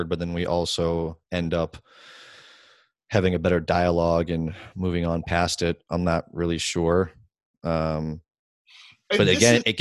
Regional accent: Worcester, Massachusetts, United States; I'm from Worcester, born and raised

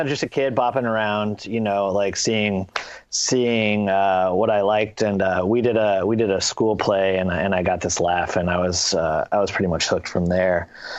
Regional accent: Louisville, Kentucky, United States; Yeah, I grew up in Louisville.

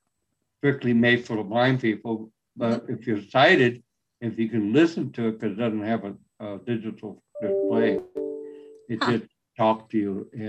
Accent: San Antonio, Texas, United States; now in California, United States; Texas, San Antonio.

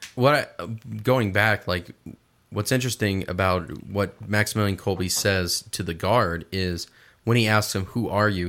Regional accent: Midwest, United States; I'm from the Midwest

